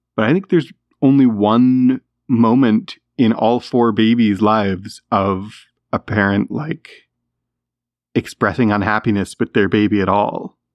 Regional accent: Canada; as a Canadian

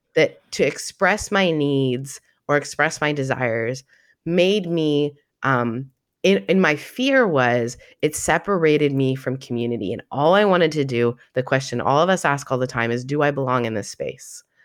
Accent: Canada; also born or lived in Southern United States; now in United States; 'cause I'm Canadian

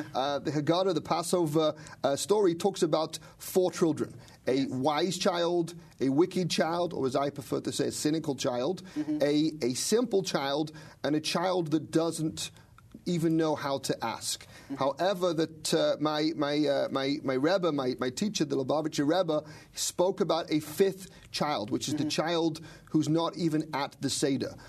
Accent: Manchester, North West England, United Kingdom; moved away as an adult; also born or lived in Israel; I'm from Manchester, England, and uh, uh, growing up in Manchester

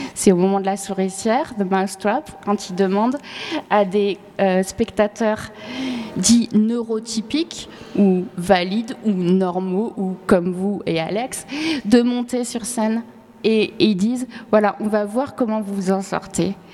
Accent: France; moved away as an adult; also born or lived in Northern Ireland; j'avais grandi en France

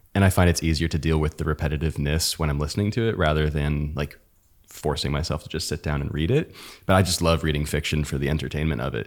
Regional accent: United States; we're American

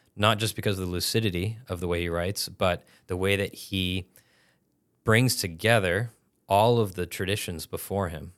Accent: Massachusetts, United States; I'm from Massachusetts originally

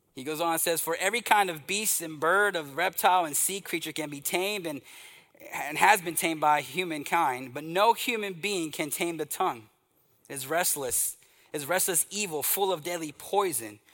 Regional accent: East Texas, United States; Growing up in the Southern Baptist Church, in this little country church in uh, East Texas

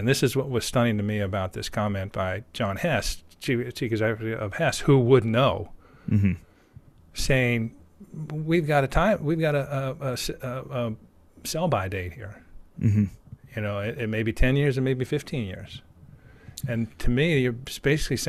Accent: United States; speaking as an American

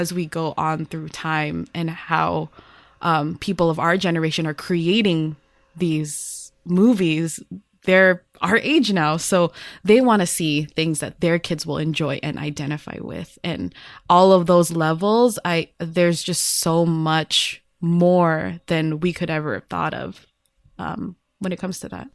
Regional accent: United States; as a Filipino-American who has been born here

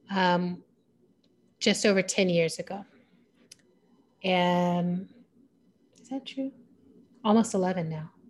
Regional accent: Germany; now in United States; And growing up in Germany, you're living in the legacy of a country hitting its rock bottom.

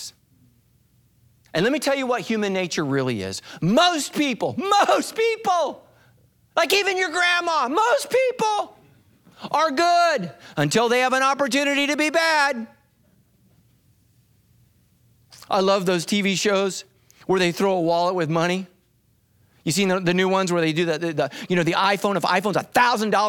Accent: United States; as an American

